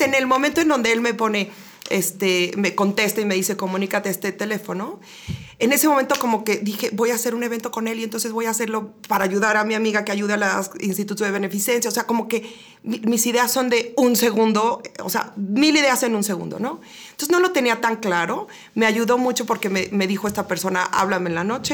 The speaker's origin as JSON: {"language": "Spanish", "region": "Querétaro", "country": "Mexico", "said": "queretana sasa, sasa de corazón, de las pocas que ya hay"}